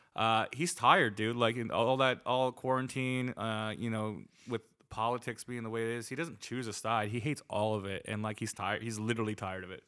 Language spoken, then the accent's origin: English; New Jersey, United States; accent: East Coast; I'm from New Jersey